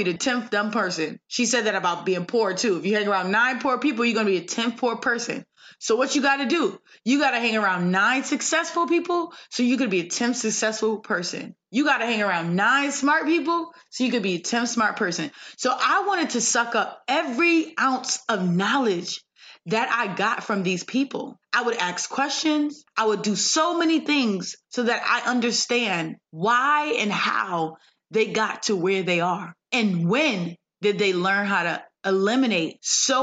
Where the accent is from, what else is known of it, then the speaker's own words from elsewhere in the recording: Windsor, Connecticut, United States; moved away; also born or lived in Hartford, Connecticut; I'm from Hartford, Connecticut, and grew up in Windsor